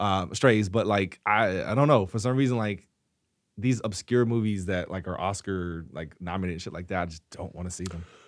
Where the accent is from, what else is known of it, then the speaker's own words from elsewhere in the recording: the South, United States; growing up in the South, you know, everyone cooks in my family